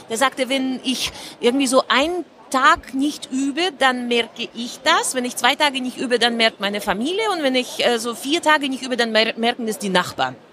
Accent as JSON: {"language": "German", "region": "Moscow", "country": "Russia", "tie": "born or raised there", "second_language": "German", "said": "Und zwar, ich bin in Moskau zur Schule gegangen und es war, wir hatten, klingt unglaublich, aber wir hatten keine Computer."}